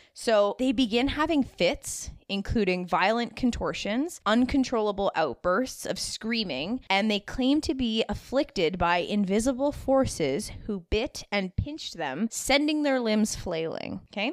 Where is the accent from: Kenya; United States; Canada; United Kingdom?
Canada; I am definitely a first generation Canadian